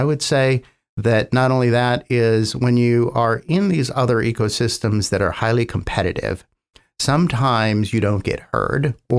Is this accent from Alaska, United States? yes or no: no; California, United States; now in Oklahoma, United States; So I came from the San Francisco Bay Area and thought I wouldn't be here very long.